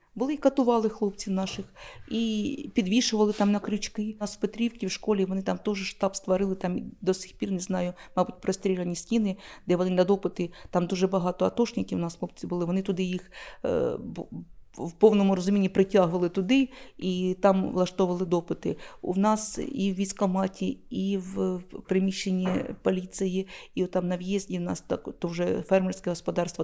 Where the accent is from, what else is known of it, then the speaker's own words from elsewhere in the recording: Luhansk, Luhansk Oblast, Ukraine; now in Shevchenkove, Ukraine; я сама з Луганська, хлопці, я сама звідти родом